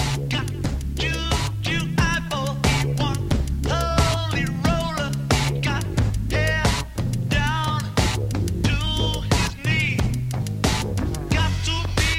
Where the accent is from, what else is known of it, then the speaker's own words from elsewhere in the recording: California, United States; growing up in California